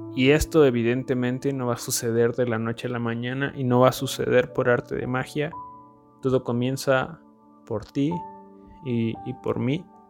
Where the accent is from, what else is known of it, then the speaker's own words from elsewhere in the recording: Mexico; somos mexicanos. Tenemos la dicha o el privilegio de, de haber nacido en México.